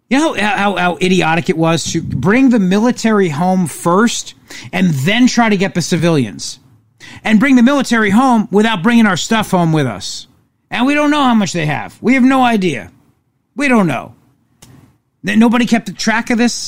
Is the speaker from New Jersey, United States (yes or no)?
yes; New Jersey, United States; I'm from Jersey